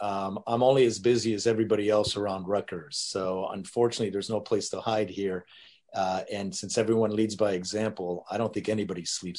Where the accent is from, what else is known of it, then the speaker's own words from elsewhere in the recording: Madrid, Community of Madrid, Spain; born there; also born or lived in North Africa / Detroit; I was born in Madrid, lived in North Africa for a little bit of time, and then my first taste of American life was Detroit, 10 Mile and Gratiot.